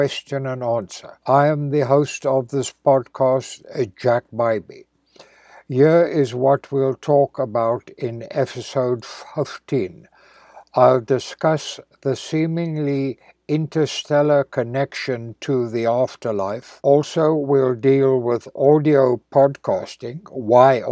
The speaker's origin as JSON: {"language": "English", "country": "South Africa", "tie": "born or raised there", "moved": "yes", "said": "living in my hometown in South Africa"}